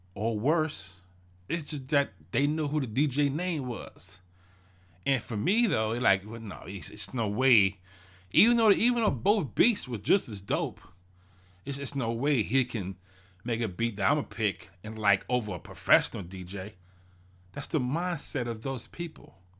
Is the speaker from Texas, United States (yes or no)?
yes; Houston, Texas, United States; I'm from Houston, Texas. I grew up in Fifth Ward.